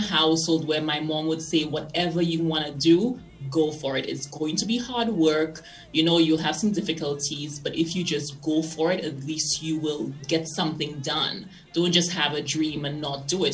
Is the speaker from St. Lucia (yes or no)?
yes; St. Lucia; now in Denver, United States; I grew up in St. Lucia.